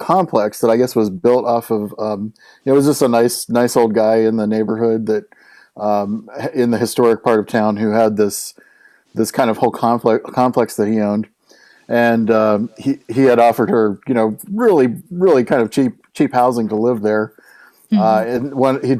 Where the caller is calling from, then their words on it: Washington, D.C. area, United States; Yeah, I'm just outside of Washington, D.C.